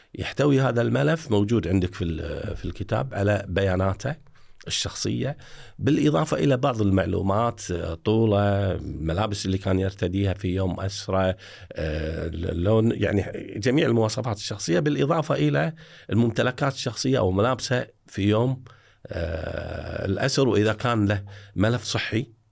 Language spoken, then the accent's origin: Arabic; Kuwait; عندنا في الكويت